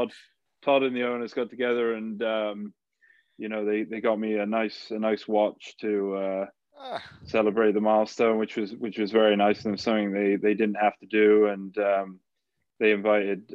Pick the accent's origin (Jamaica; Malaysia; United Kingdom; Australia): United Kingdom; Swindon, South West England; grew up in Swindon